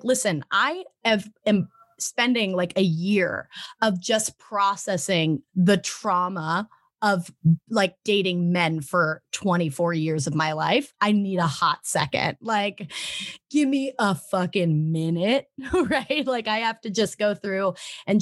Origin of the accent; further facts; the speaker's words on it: Arizona, United States; moved away; also born or lived in Las Vegas, Nevada; I grew up in Arizona, which is pretty red